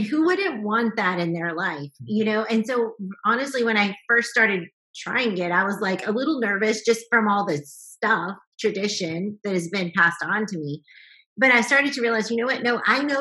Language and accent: English; the South, United States; I grew up in the South